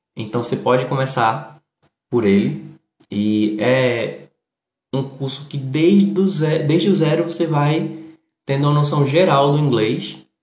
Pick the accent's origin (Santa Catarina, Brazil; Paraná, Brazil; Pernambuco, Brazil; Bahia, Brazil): Pernambuco, Brazil; Recife; eu moro no Nordeste, sou do Recife